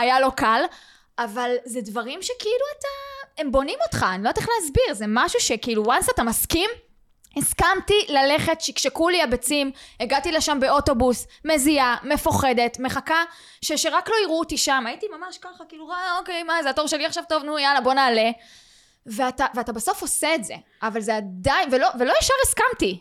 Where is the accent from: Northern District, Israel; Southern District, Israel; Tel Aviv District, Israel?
Southern District, Israel; Beersheba; אני מגיעה מבאר שבע